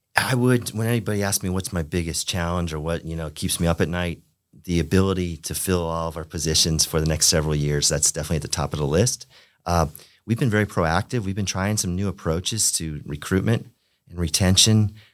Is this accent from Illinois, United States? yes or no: no; Pompano Beach, Florida, United States; I grew up in Pompano Beach, Florida